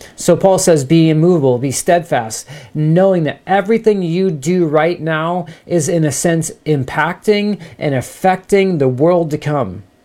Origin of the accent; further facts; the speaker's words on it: United States; I love being an American.